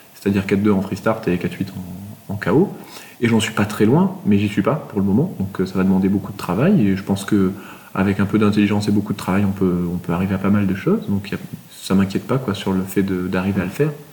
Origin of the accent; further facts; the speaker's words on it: Toulouse, Occitania, France; Je suis toulousain